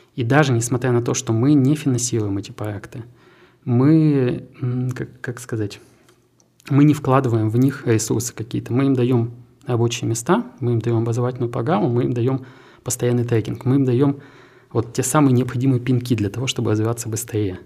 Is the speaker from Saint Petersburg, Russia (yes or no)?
no; Krasnoyarsk, Krasnoyarsk Krai, Russia; moved away as an adult; also born or lived in Naberezhnye Chelny, Russia / Innopolis, Russia; now in Tatarstan, Russia; в 2013 году я из Красноярска переехал в Татарстан, и для меня как раз привлек IT-парк. Мы стали резидентом IT-парка, мы изначально поехали с семьей, с двумя сотрудниками, и, ну, собственно, три года у нас был э, офис в двух городах, в моем родном и в Набережных Челнах